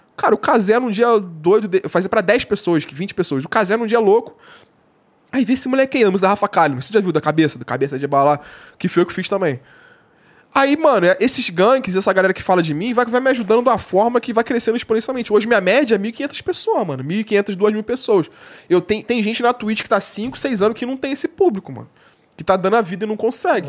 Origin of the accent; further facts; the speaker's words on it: Nova Iguaçu, Rio de Janeiro, Brazil; eu moro em Nova Iguaçu